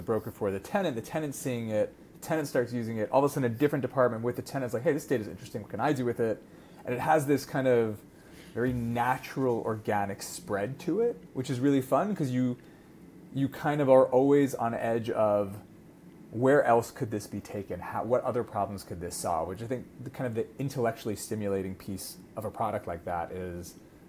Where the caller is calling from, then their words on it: Tel Aviv, Tel Aviv District, Israel; So you are catching me in sunny Tel Aviv.